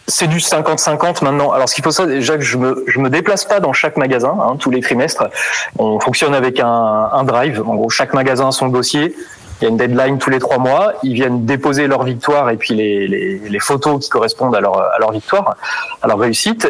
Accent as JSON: {"language": "French", "region": "Brittany", "country": "France", "also_born_or_lived": "Rennes / Vendée", "moved": "as an adult", "lives_now": "Les Herbiers, France", "said": "à la base, je viens de Bretagne"}